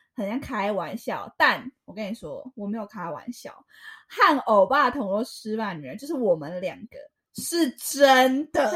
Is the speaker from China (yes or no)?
no; Taiwan; 我们是来自台湾的粉丝